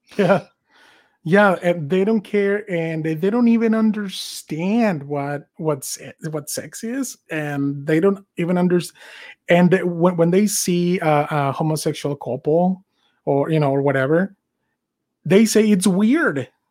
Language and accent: English; Mexico; moved away as an adult; now in United States; I was born and raised in Mexico. I came here in 2003